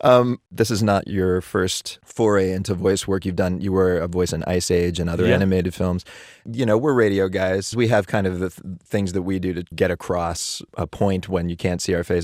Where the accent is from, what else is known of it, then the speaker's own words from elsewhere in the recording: Pittsburgh, Pennsylvania, United States; I'm from Pittsburgh, where Heinz is based